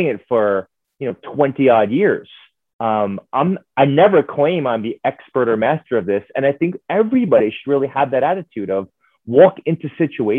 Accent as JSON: {"language": "English", "town": "New York City", "region": "New York", "country": "United States", "said": "I'm from New York City"}